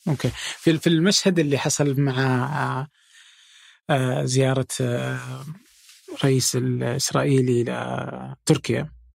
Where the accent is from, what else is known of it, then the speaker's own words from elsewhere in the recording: Saudi Arabia; انا الان سعودي وفي السعوديه